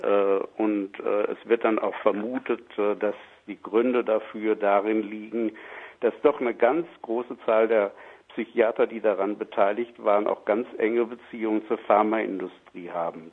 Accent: Germany; Bei uns in Deutschland

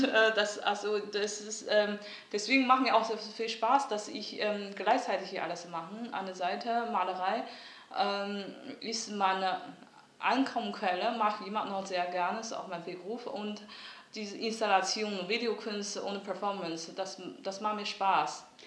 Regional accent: on the border with North Korea, Liaoning, China; German is a second language; moved away as an adult; also born or lived in Germany; now in Düsseldorf, Germany; im 70er Jahren also an der Grenze zu Nordkorea geboren und nach meinem Kunststudium an der China Academy of Fine Arts bin ich nach Deutschland gekommen

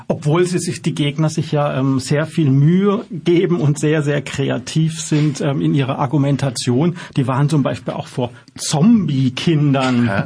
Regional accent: Germany; uns als Deutsche

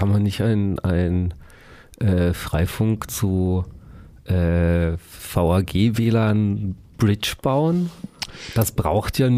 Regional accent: Hamburg, Germany; now in Freiburg, Germany; ich komme aus Hamburg

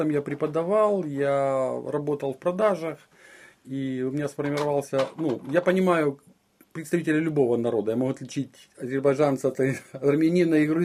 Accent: Donbas, Ukraine; Это я понимал, да, как украинец

